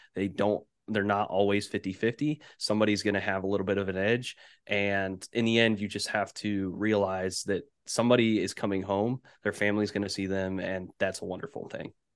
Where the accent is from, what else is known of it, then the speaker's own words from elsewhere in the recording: Indianapolis, Indiana, United States; They're based in Indianapolis, and that's where I'm at currently